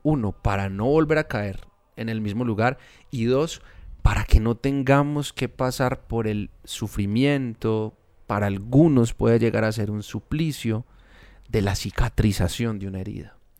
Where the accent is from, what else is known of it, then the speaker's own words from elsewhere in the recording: Medellín, Antioquia, Colombia; Nosotros somos de Medellín. Acá es muy común la palabra culicagao